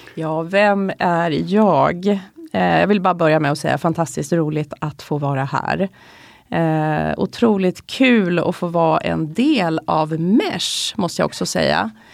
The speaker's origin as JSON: {"language": "Swedish", "town": "Stockholm", "region": "Stockholm County", "country": "Sweden", "said": "vi är stockholmare"}